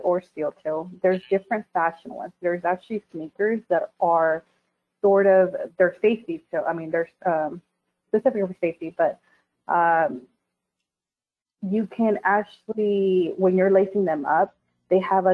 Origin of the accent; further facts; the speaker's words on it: Texas, United States; I'm from Texas, or I, you know, I was raised here in Texas